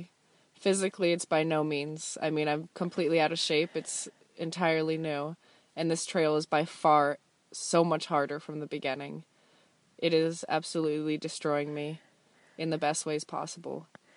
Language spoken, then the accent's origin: English; Southern California, United States; I'm from California, Southern California.